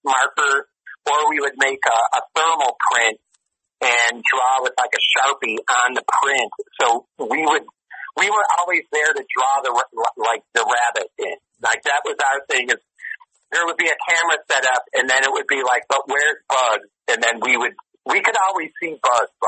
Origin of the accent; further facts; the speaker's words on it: Chicago, Illinois, United States; I'm from Chicago